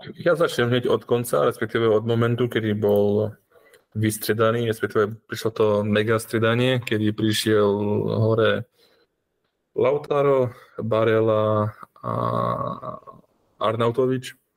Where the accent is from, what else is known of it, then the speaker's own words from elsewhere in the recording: Slovakia; aký sme my Slováci